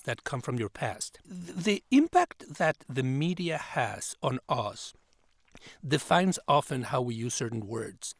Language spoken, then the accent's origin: English; Mexico; moved away as an adult; now in United States; I am originally from Mexico. I have, eh, been in the United States, where I came as an immigrant